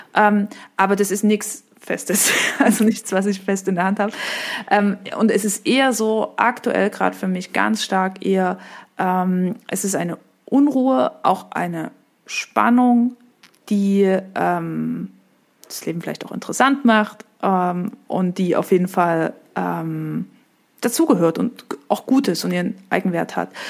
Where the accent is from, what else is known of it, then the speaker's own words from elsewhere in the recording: eastern Germany, Germany; also born or lived in France; ich bin 1990 geboren, im Osten von Deutschland, in der katholischen Familie, in der totalen Diaspora